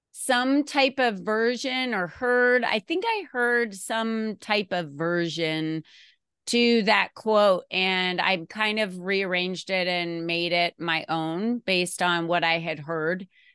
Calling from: Arizona, United States; And I'm coming from Arizona today. So the weather in Arizona is actually really nice and cool this morning.

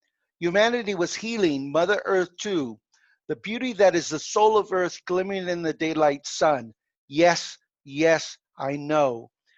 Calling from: Mexico; I'm calling from my home in Mexico. Uh-huh. My wife is Hispanic, so we spend a lot of time in Mexico.

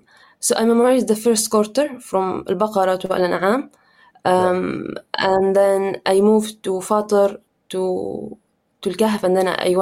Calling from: Canada

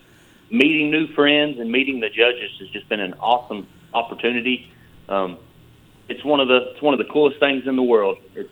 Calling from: Benton, Tennessee, United States; I'm calling you from Benton, Tennessee.

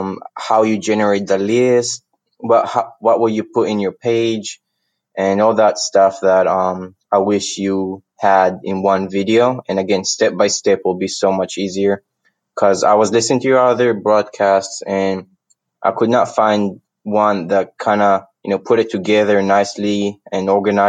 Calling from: Birmingham, Alabama, United States; Hi, Scott. … I'm from Birmingham, Alabama, USA.

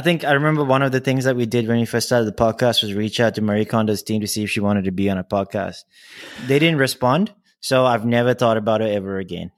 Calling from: Singapore; I'm calling in from Singapore

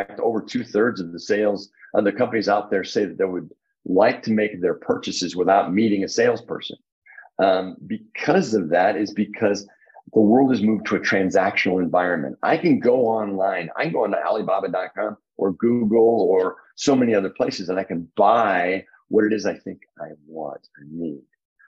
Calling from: Indianapolis, Indiana, United States

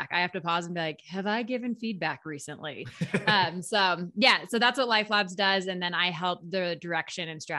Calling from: Steamboat Springs, Colorado, United States; I am in Steamboat Springs, Colorado. It's about three hours west of Denver, small mountain town.

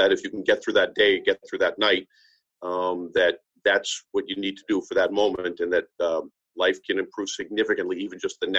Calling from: Massachusetts, United States; And again, we're joining from Massachusetts. We're actually exploring the opportunity to use Project ECHO system up here in Massachusetts with the GE Foundation.

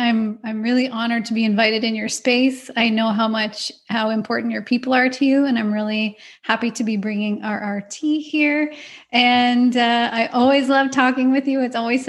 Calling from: Ontario, Canada; So I'm in Ontario, Canada, in a small town about an hour and a half west of Toronto.

